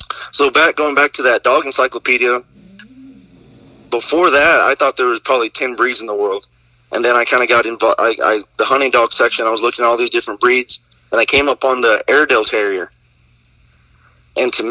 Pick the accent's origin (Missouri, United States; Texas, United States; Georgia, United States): Texas, United States; Kermit; now in Lubbock, United States; I was born and raised here in the West Texas area. Grew up in the Kermit, Texas area, and I live in Lubbock, Texas now.